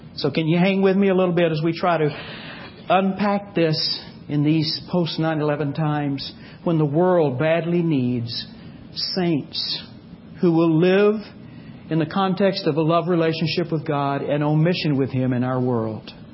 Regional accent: Texas, United States; I grew up in Texas

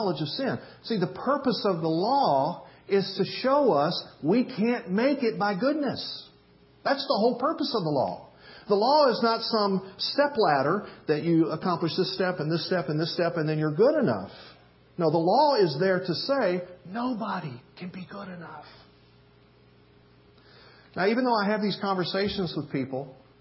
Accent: the South, United States; where I grew up in the South

